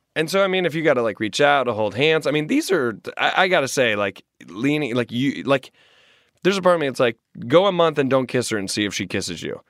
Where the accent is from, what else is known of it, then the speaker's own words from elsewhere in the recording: Greenville, the South, United States; also born or lived in Washington, D.C. / New York City; now in Los Angeles, United States; When I go back to my hometown in Greenville